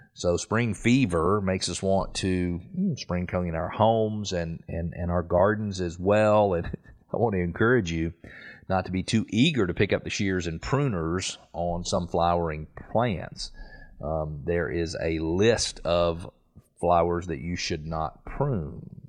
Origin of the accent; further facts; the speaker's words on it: Atlanta, Georgia, United States; I grew up in Atlanta